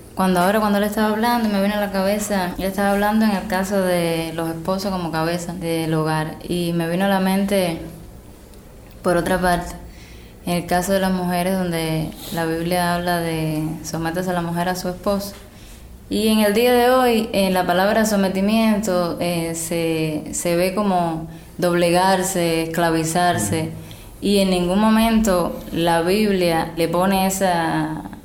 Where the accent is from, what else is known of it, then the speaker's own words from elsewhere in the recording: Havana, Cuba; soy de La Habana